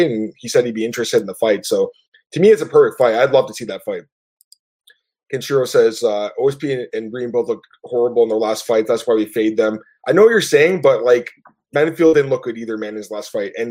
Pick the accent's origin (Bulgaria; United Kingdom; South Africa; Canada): Canada; I don't know if it's because I'm Canadian or not